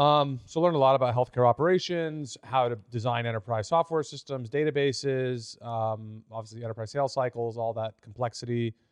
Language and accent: English; Austin, Texas, United States; Yeah, so I was born and raised here in Austin. My parents still live about 30, 40 minutes away.